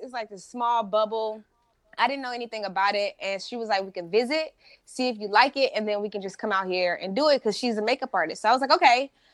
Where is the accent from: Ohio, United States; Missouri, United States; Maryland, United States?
Missouri, United States; St. Louis; now in California, United States; I'm originally from Saint Louis, Missouri